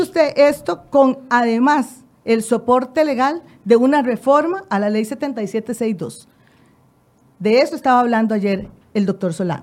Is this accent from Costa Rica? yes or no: yes; Costa Rica; nosotros también como ciudadanos costarricenses